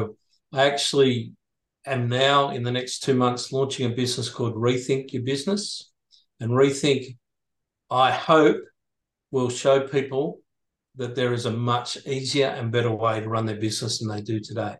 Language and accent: English; Sydney, New South Wales, Australia; moved away as an adult; now in Airlie Beach, Australia; I was moving from Sydney, where I grew up to Ellie Beach.